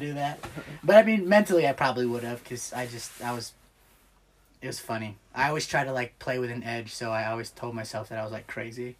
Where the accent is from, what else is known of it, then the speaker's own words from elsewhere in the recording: Clyde, Ohio, United States; also born or lived in Bowling Green, Ohio; grew up in Green Springs slash Clyde